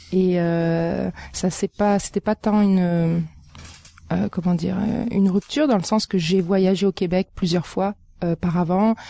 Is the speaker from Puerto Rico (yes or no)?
no; France; now in Montreal, Canada; mon parcours, euh, il commence en France euh, d'où je viens